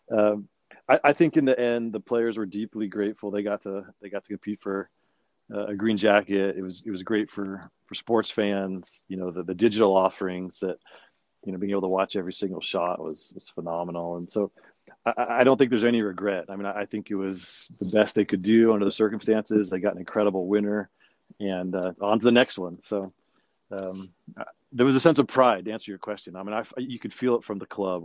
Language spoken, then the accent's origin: English; Salinas, California, United States; also born or lived in Monterey Peninsula; I grew up in in Salinas, uh, a little bit to the east